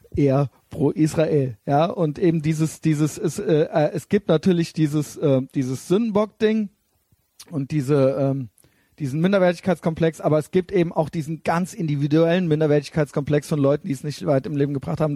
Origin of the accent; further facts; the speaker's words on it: Germany; wir sind eben Deutsche